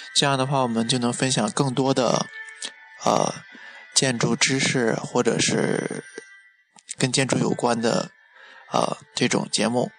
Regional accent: China; 我们中国人

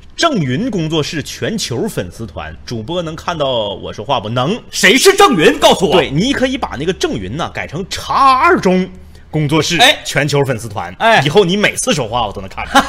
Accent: Jilin, China; 咱们 土生土长的， 咱们守家待地的吉林

